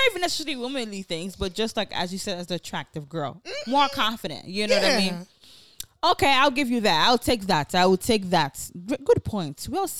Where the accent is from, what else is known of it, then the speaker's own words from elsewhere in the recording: Nigeria; accent: Nigerian; Nigerian, we say different ways.